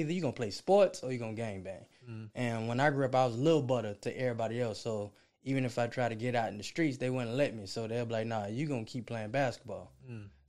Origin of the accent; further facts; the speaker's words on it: Chicago, Illinois, United States; also born or lived in Minneapolis, Minnesota; now in Florida, United States; I'm originally born from Minnesota, but I was raised in Chicago.